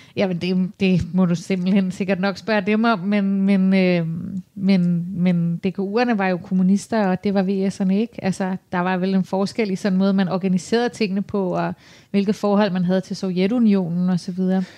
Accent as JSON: {"language": "Danish", "town": "Copenhagen", "region": "Capital Region of Denmark", "country": "Denmark", "tie": "born or raised there", "said": "Jeg er jo vanvittigt glad for at bo her, og har boet her i hele mit liv"}